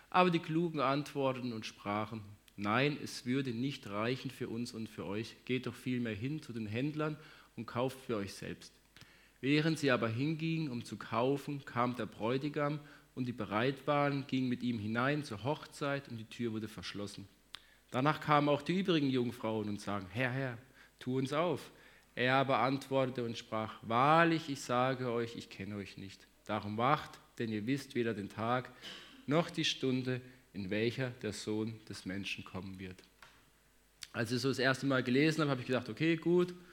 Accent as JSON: {"language": "German", "town": "Hagen", "region": "North Rhine-Westphalia", "country": "Germany", "said": "Für alle, die mich jetzt noch nicht gesehen haben, hier, ähm, ich komme aus Hagen, wohne da mit meiner Frau, zwei Kindern."}